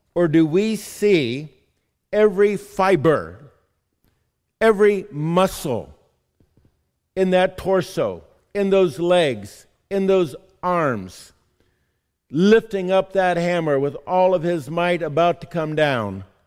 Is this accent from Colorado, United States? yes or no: no; San Diego, California, United States; moved away; Growing up in San Diego, California